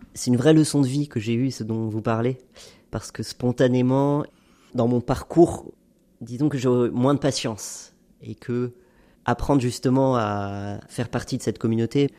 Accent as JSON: {"language": "French", "area": "Haute-Savoie", "region": "Auvergne-Rhône-Alpes", "country": "France", "tie": "born or raised there", "said": "j'ai grandi en Haute-Savoie d'un père français et d'une mère libanaise"}